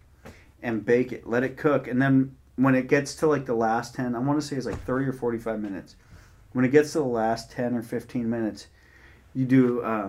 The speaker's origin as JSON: {"language": "English", "area": "Bay Area, Marin County", "region": "California", "country": "United States", "tie": "born or raised there", "said": "I grew up in the Bay Area."}